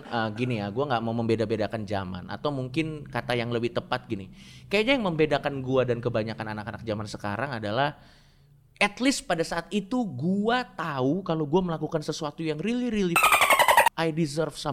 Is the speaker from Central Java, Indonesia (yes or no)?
no; Depok, West Java, Indonesia; also born or lived in Jakarta; Gue lahir di Jakarta, uh. Uh, besar di Depok.